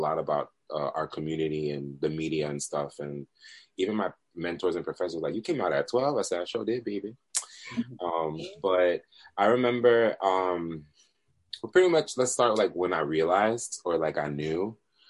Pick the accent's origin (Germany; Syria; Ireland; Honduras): Honduras; we're Latinos, so by the way, I'm from Honduras, we're all Central American here